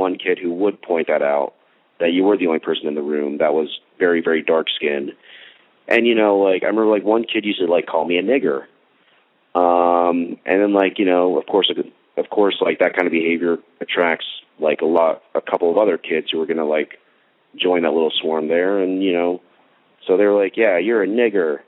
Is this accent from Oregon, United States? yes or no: no; Texas, United States; also born or lived in Plano, Texas; I just grew up in the suburbs of Texas